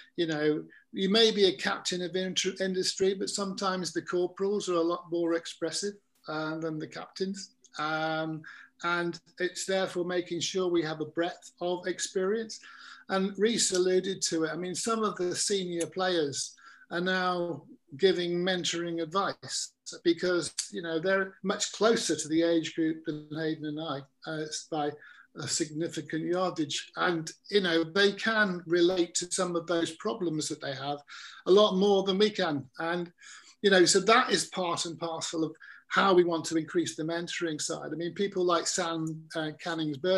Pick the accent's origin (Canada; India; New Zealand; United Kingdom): United Kingdom; England; I'm an Englishman. I mean, I'm not Welsh